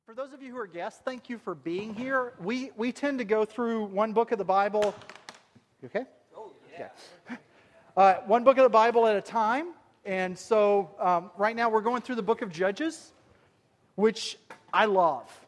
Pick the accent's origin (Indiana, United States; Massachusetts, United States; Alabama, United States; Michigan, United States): Alabama, United States; accent: southern; moved away; I was born and raised in Alabama